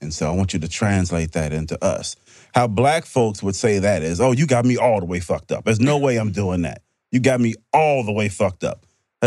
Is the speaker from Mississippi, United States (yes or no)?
yes; Mississippi, United States; moved away; I'm from Mississippi, originally